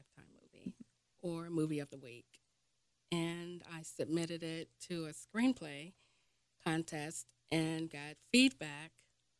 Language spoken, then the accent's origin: English; Cincinnati, Ohio, United States; born or raised there